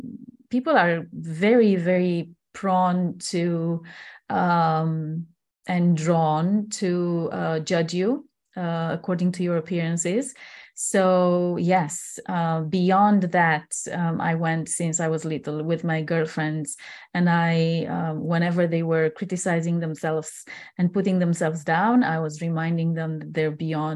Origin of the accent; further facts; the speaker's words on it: Transylvania, Romania; moved away as an adult; I was born and raised in Transylvania. It's one of the parts, the most beautiful parts of Romania. And I was growing up until 21 years old on this land.